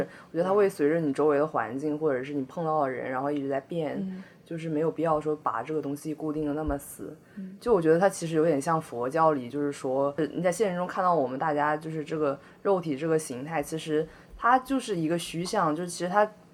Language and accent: Chinese; Northeast China, China; now in Beijing, China; 我老家是在那个东北蓝山，然后我们家嗯。有个特别大的寺庙，就是叫嗯。立佛院